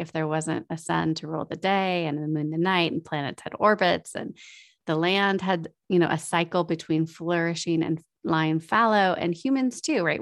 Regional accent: United States; as our American way of life

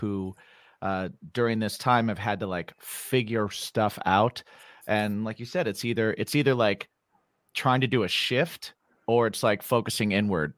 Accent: Indiana, United States; now in New York, United States; I'm Indiana.

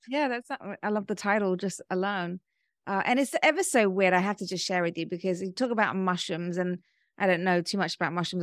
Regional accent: United Kingdom; moved away as an adult; also born or lived in London; now in Georgia, United States; being British

